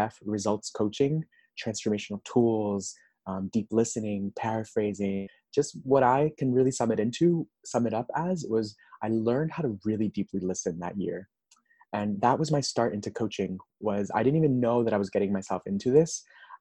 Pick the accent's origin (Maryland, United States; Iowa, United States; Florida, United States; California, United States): Florida, United States; Miami; also born or lived in Nashville, Tennessee; now in Los Angeles, United States; I'm originally from Miami, Florida.